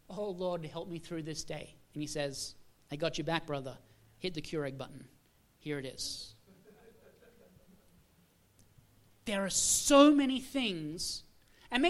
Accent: Australia; moved away; I am originally from Australia

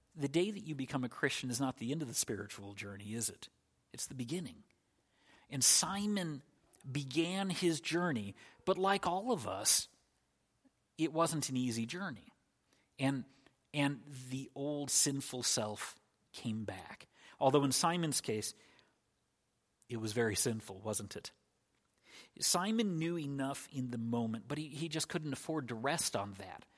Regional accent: United States; as an American in the year twenty twenty-two

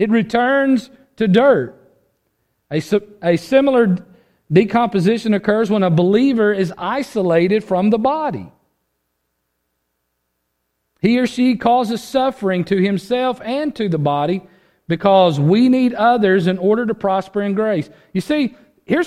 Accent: United States; this individual mindset that we have developed as Americans

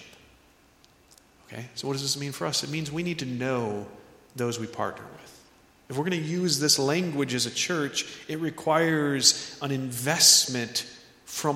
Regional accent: United States; we as American Christians

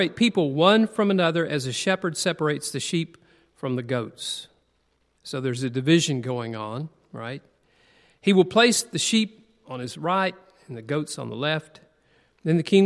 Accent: United States; also born or lived in Tennessee / Alabama; I grew up in Tennessee and Alabama

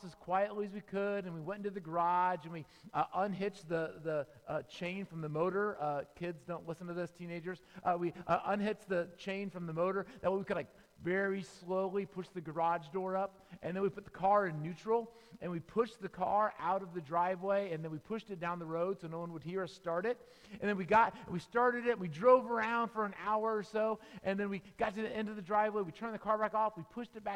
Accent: Tampa, Florida, United States; I grew up in Tampa, Florida

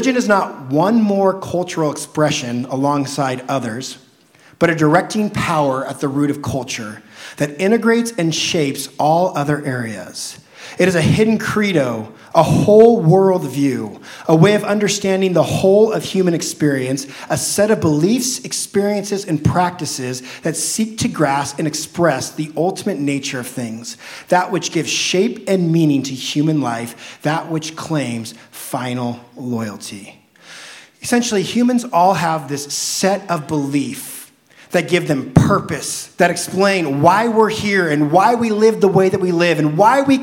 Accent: Southern Oregon, United States; I grew up in the Christian culture of Southern Oregon

